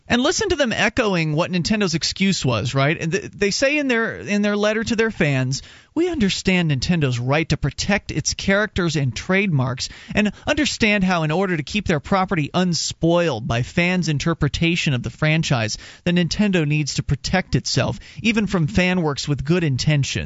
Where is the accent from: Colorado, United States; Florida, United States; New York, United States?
Florida, United States; moved away; I come from Florida